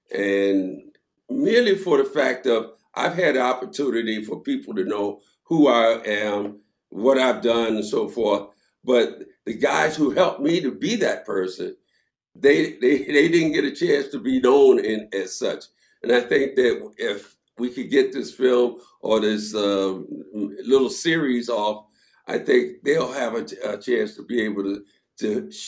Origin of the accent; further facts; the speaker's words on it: Philadelphia, Pennsylvania, United States; Well, you know, for me, it was a culture shock as well, because I was from Philadelphia. I had never been south.